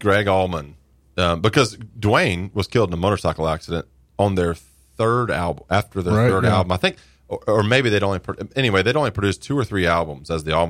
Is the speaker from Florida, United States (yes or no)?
yes; Jacksonville, Florida, United States; born and raised in Jacksonville